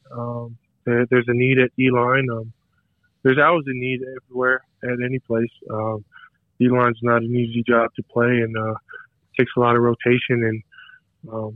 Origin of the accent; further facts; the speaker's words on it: Kapolei, Hawaii, United States; moved away; I'm originally from Kapolei, Hawaii. That's on Oahu.